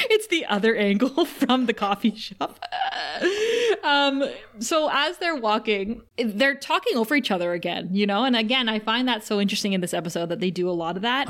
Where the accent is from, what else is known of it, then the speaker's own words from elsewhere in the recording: Thunder Bay, Ontario, Canada; a girl like me growing up in Thunder Bay